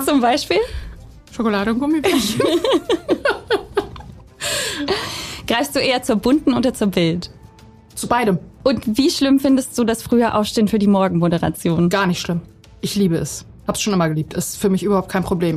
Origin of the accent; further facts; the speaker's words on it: Bosnia & Herzegovina; now in Germany; in meiner Heimat in Bosnien